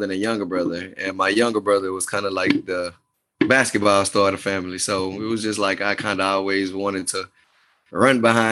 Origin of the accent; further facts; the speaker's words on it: Beaumont, Texas, United States; now in Houston, United States; I'm originally from Beaumont, Texas